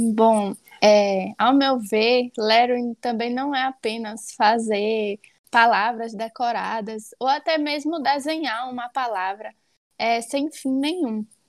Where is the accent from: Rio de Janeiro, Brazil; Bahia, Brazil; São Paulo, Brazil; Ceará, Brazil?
Bahia, Brazil; Alagoinhas; sou de Alagoinhas, Bahia